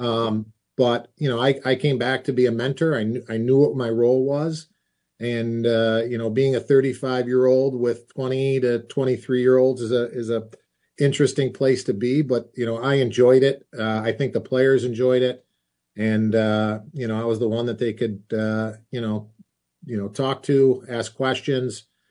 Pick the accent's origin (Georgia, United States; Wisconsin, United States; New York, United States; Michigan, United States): New York, United States; Rochester; my hometown